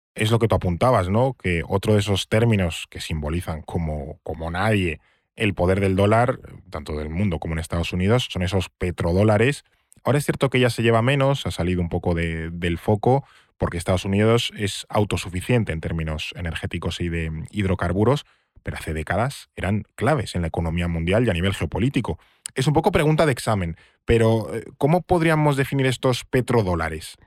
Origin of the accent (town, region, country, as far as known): Spain